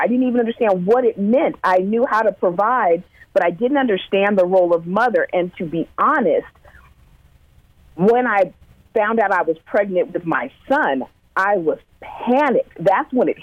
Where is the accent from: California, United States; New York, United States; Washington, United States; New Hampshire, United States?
California, United States; Sunnyvale; also born or lived in Vallejo, California; I grew up in Sunnyvale, California